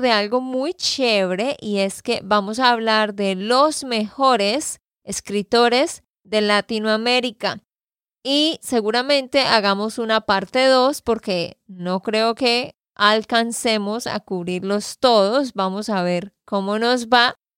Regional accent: Santander, Colombia; de Santander, Colombia

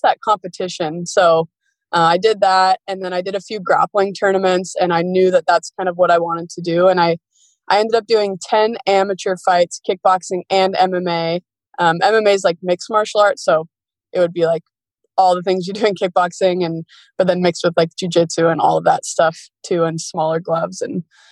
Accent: Washington, United States; I grew up in Washington State. I've been here my whole life

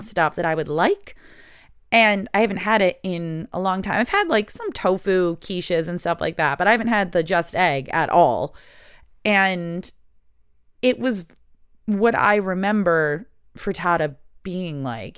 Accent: United States; I'm from America

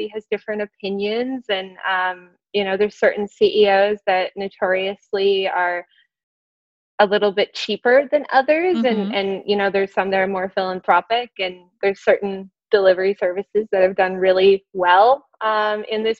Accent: Canada; now in San Francisco, United States; I am Canadian

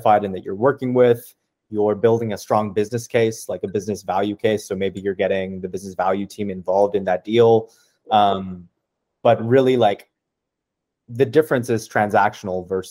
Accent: Ottawa, Ontario, Canada; I'm actually from Ottawa. I'm in Ottawa right now

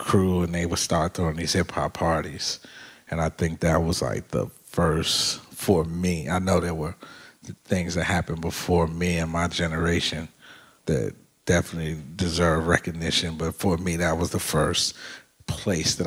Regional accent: Chicago, Illinois, United States; growing up on the South Side

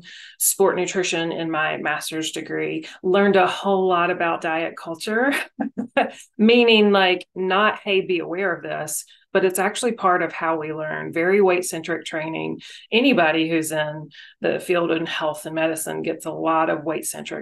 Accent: North Carolina, United States; moved away as an adult; also born or lived in Memphis, Tennessee; now in Las Vegas, United States; I grew up in North Carolina, lived in Memphis for 15 years

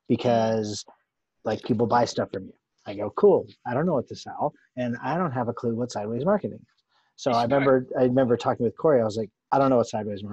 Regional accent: Littleton, Colorado, United States; I grew up in Littleton.

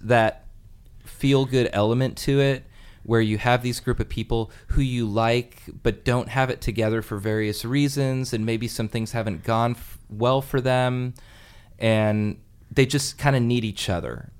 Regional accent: Alameda, California, United States; I'm from Alameda

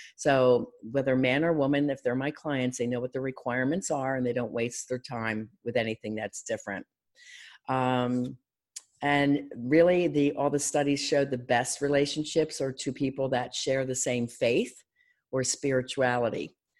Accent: Philadelphia, Pennsylvania, United States; I'm from Philadelphia

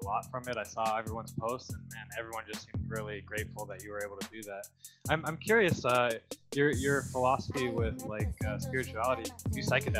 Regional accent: Seattle, Washington, United States; we're from Seattle. My brother Evan lived in LA for a while. I've been in Seattle my whole life.

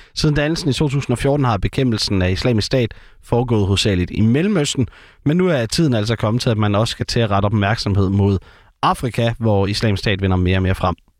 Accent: Herning, Central Denmark Region, Denmark; Herning er jo øh, den det eneste sted i landet, hvor der skulle være motorvej hele vejen rundt om byen, hvor jeg kommer fra.

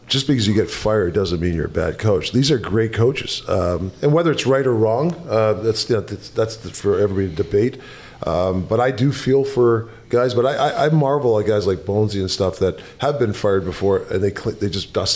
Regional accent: Canada; as a Canadian kid

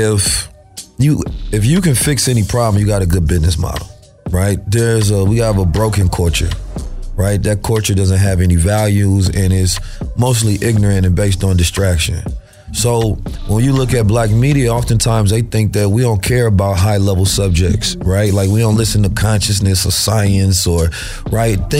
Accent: Oakland, California, United States; also born or lived in St. Louis, Missouri; I'm born in St. Louis though, raised in Oakland. I left when I was two, so I went back and forth, you understand, between Oakland and St. Louis

